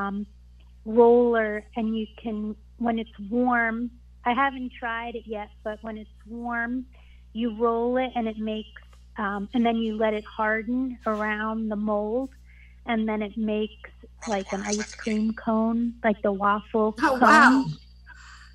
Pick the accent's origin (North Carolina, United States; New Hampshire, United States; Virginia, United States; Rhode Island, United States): North Carolina, United States; I'm the 561 number, and I'm from North Carolina